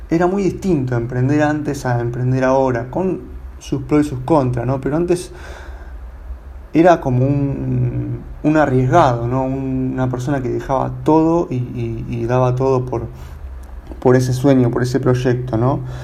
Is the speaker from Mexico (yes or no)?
no; Buenos Aires, Argentina; yo soy de Buenos Aires